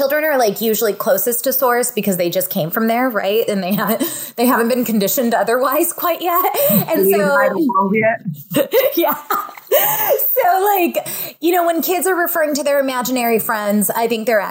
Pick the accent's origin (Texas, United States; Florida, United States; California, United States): California, United States; Fresno; also born or lived in San Diego, California; I grew up in Fresno, California, and we're home to raisins